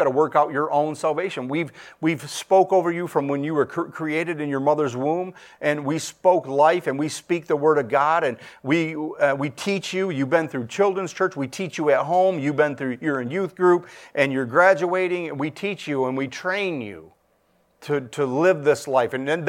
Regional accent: Michigan, United States; My buddy, I'm from Michigan, and him and his mom moved from West Kentucky up here to Michigan

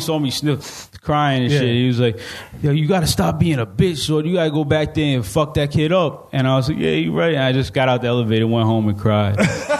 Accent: New York, United States; I'm from New York

